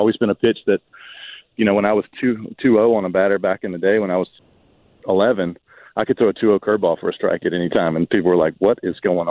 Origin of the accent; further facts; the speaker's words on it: Georgia, United States; the friends I grew up with in my hometown. They travel up here all the time to go to Braves games. The state of Georgia